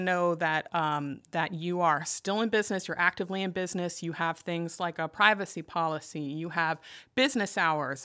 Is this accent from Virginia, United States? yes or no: yes; Arlington, Virginia, United States; moved away as an adult; also born or lived in Loudoun County, Virginia; now in Denton, Maryland, United States; was born and raised in Arlington, and I've spent most of my life in Northern Virginia